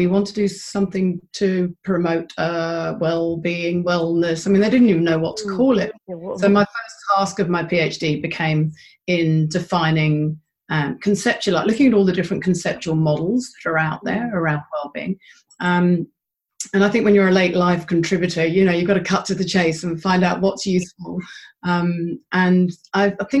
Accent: London, United Kingdom; moved away as an adult; also born or lived in Philadelphia; now in Christchurch, New Zealand; I'm a Londoner, but my adopted home of 20 years is Christchurch, New Zealand

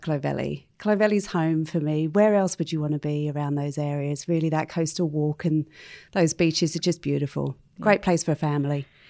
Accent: London, United Kingdom; moved away as an adult; also born or lived in Bondi, Sydney; now in Sydney, Australia; I was actually born and bred in London, as you know, and I was sponsored to come and work out here

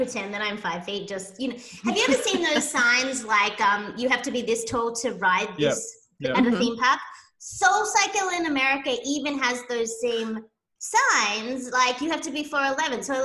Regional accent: Sydney, New South Wales, Australia; moved away as an adult; now in United States; I hail from Sydney, Australia.

